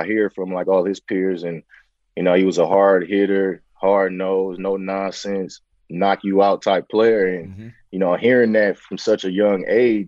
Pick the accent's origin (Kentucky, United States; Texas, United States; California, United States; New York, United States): California, United States; San Francisco; born and raised in Bayview, Hunters Point, you know, in the heart of, you know, the Bayview district in San Francisco